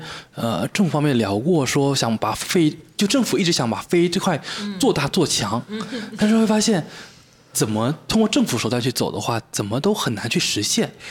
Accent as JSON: {"language": "Chinese", "region": "Fujian", "country": "China", "lives_now": "Wuxi, China", "said": "因为我福建人嘛，然后很多朋友从福建过来的时候问我们无锡能玩什么"}